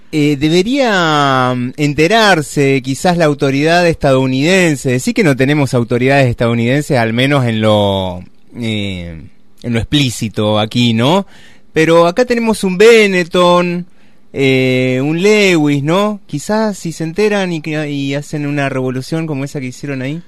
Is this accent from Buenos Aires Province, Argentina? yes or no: no; Río Gallegos, Santa Cruz, Argentina; yo que nací en Río Gallegos